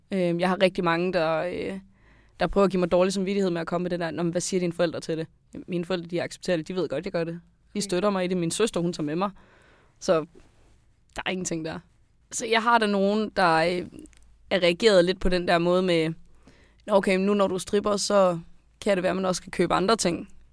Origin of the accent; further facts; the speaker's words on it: Skive, Central Denmark Region, Denmark; jeg er 22 år gammel, jeg kommer fra Skive